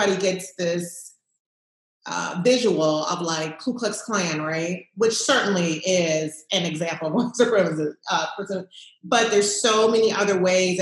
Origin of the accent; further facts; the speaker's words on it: New Orleans, Louisiana, United States; also born or lived in Los Angeles, California / Washington, District of Columbia, United States; I was raised in New Orleans